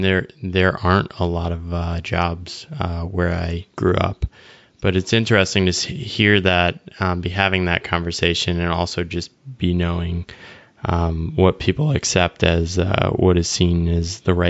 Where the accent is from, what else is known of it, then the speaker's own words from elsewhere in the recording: Connecticut, United States; moved away; a small town I grew up in Connecticut.